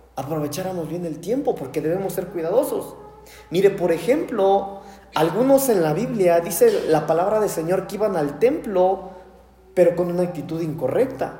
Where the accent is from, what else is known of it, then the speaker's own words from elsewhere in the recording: Mexico; somos mexicanos